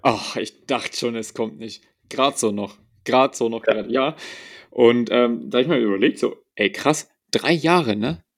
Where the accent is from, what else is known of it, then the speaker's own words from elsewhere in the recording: Bavaria, Germany; bei uns in Bayern